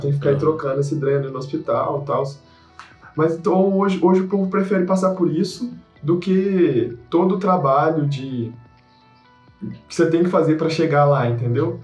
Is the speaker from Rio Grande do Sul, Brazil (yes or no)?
no; Minas Gerais, Brazil; eu sou mineiro